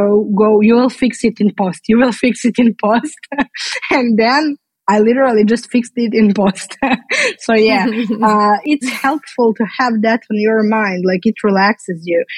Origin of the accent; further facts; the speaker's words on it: Belgrade, Serbia; I'm from Belgrade, Serbia